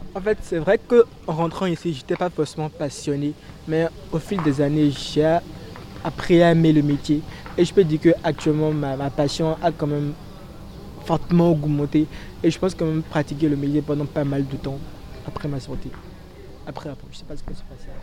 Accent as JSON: {"language": "French", "country": "Benin", "moved": "yes", "lives_now": "Senegal", "said": "je suis béninois"}